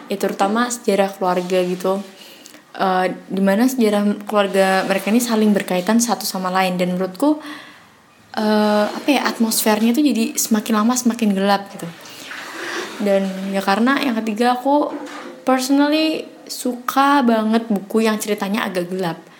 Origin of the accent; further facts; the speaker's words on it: Semarang, Central Java, Indonesia; perkenalkan … aku dari Semarang.